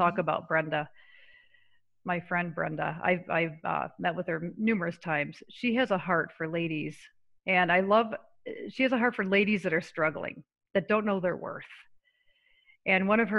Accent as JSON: {"language": "English", "town": "Syracuse", "region": "New York", "country": "United States", "tie": "born or raised there", "moved": "yes", "said": "I grew up in Syracuse, New York"}